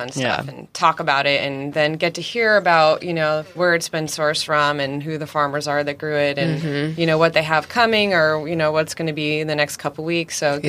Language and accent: English; East Coast, United States; now in San Diego, United States; I'm originally from the East Coast